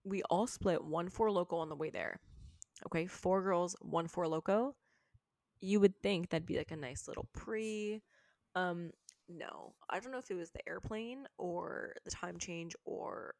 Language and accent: English; Canada; we're from Canada.